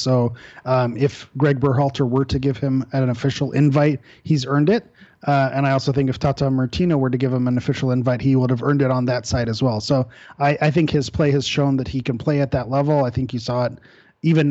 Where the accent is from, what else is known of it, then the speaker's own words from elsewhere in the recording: Southern California, United States; growing up in Southern California and growing up around a lot of Mexican Americans